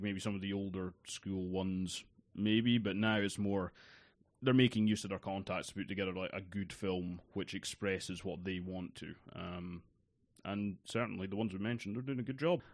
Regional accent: East Coast of Scotland, United Kingdom; I grew up on the East Coast of Scotland

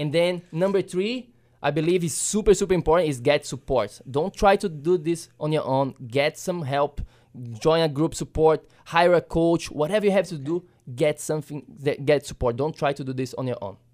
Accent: Brazil; moved away; when I was a kid growing up in Brazil

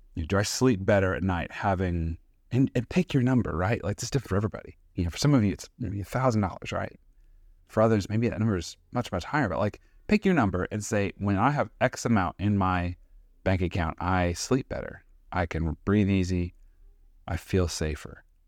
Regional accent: United States; as an American citizen with a nice paying job

